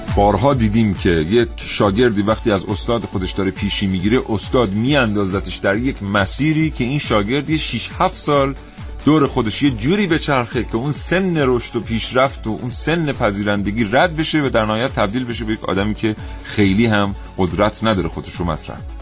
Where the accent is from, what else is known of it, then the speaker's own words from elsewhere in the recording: Iran; ژن تمام ما ایرانی